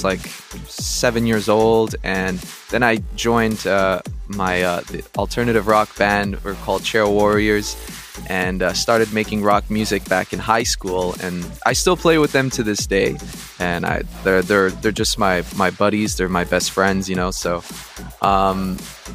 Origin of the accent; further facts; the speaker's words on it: Montreal, Quebec, Canada; I'm from Montreal